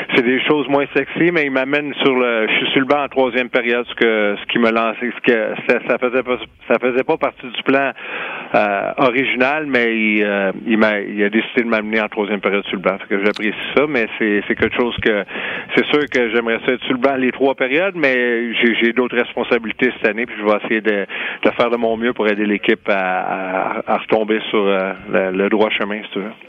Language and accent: French; Quebec, Canada; on est québécois toute la gang